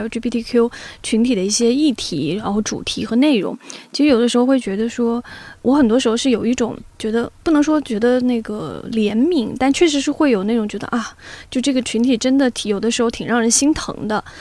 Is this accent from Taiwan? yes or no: no; southern China, China; 就只有我是南方人，对不对？ 但是我是可以发出来二话音的